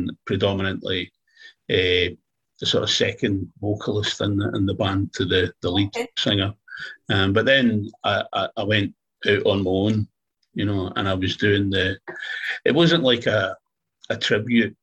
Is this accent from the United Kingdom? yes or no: yes; Glasgow, Scotland, United Kingdom; also born or lived in Fife; I'm from Glasgow